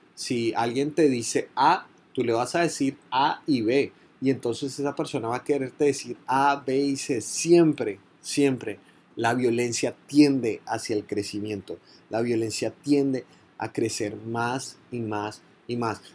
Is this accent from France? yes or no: no; Colombia; Montería, en Córdoba, una de las zonas más golpeadas por la violencia en mi país